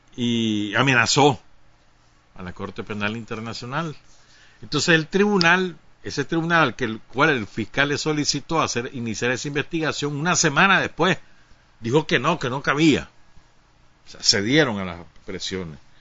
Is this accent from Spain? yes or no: no; Nicaragua